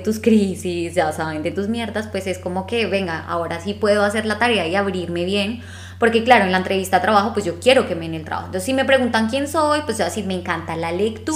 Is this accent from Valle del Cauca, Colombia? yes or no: no; Bogotá, Colombia; accent: rolo; moved away; con nuestro acento así rolandio